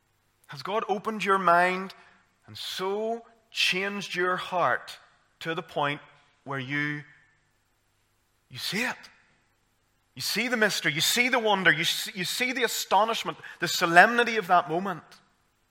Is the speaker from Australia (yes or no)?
no; Armagh, Northern Ireland, United Kingdom; I'm from Armagh